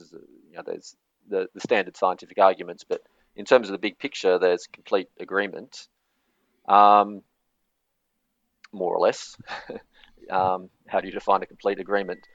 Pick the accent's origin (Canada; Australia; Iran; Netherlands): Australia; now in Norway; I'm from Australia